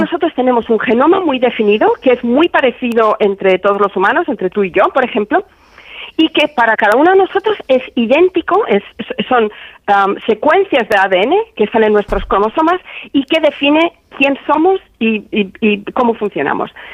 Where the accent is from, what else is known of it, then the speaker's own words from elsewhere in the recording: Spain; moved away; en mi pueblo, que mi pueblo me dedicase una calle, que me hicieran hija predilecta